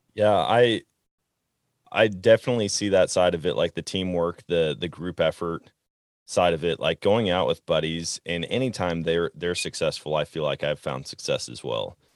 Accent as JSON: {"language": "English", "region": "Wisconsin", "country": "United States", "tie": "born or raised there", "moved": "yes", "lives_now": "Missouri, United States", "said": "I grew up in Wisconsin hunting whitetail deer"}